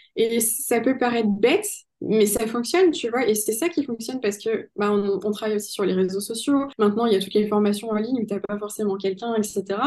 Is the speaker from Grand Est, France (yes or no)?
no; Pau, Nouvelle-Aquitaine, France; je suis née à Pau, donc euh, oui, c'est le pays